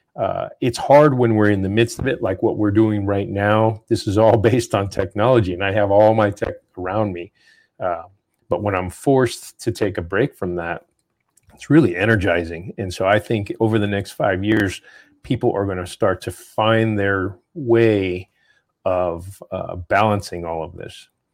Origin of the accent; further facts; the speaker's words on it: New Mexico, United States; moved away; I'm, I'm from New Mexico, I go back there often, I have a house there